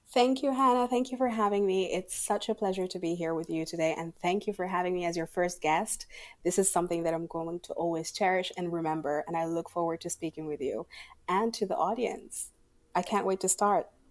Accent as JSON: {"language": "English", "country": "Sudan", "moved": "yes", "lives_now": "Abu Dhabi, United Arab Emirates", "said": "I am from Sudan and I live in Abu Dhabi."}